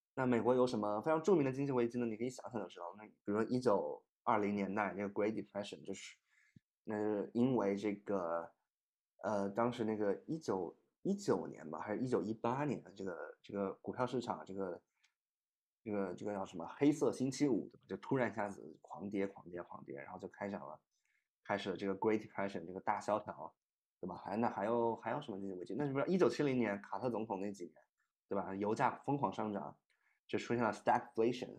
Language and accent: Chinese; Shenzhen, Guangdong, China; also born or lived in Wuhan; 我是深圳的，我在深圳长大 而且我是深圳的第一代移民，我是从武汉搬到深圳去的